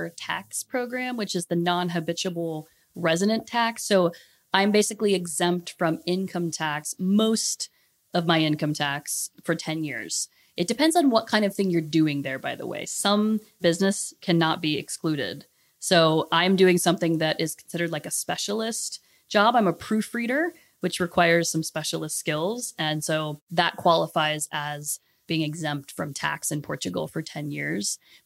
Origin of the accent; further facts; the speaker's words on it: United States; moved away; I'm American